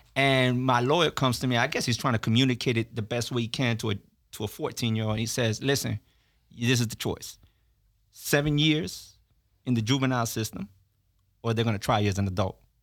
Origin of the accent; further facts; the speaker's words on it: Miami, Florida, United States; also born or lived in Orlando; I was born in Miami, but I grew up in prison, mm. and then got to go to school in Orlando.